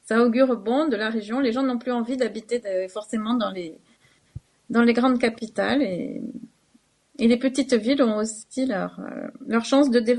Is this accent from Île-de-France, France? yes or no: no; Carcassonne, Occitania, France; Carcassonne, qui est ma ville natale